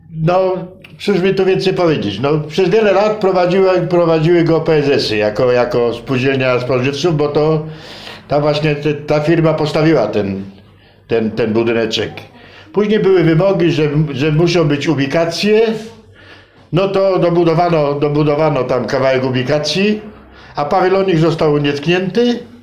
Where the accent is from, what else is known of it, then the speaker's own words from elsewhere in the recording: Poland; ja się urodziłem i wychowałem na ulicy Wolności